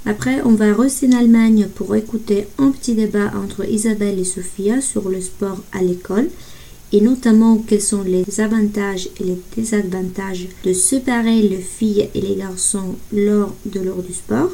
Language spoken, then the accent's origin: French; Italy; French is a second language; moved away as an adult; now in Bordeaux, France; je suis italienne